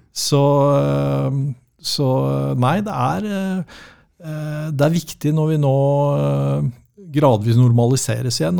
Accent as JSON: {"language": "Norwegian", "country": "Norway", "said": "vi, nordmenn flest er ikke som amerikanere"}